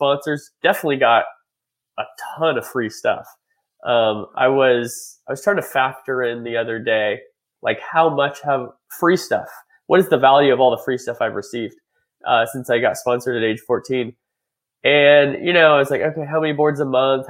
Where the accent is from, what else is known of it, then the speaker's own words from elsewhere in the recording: Reedley, California, United States; moved away as an adult; also born or lived in Washington, D.C.; I grew up in Reedley, California. Reedley, California is a small town outside of Fresno